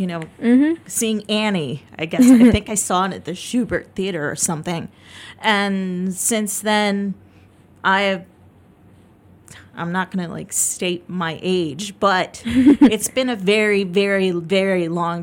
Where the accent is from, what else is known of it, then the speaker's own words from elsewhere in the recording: Chicago, Illinois, United States; moved away as an adult; also born or lived in Florida; I grew up in the suburb of Chicago, but I actually went to high school in downtown Chicago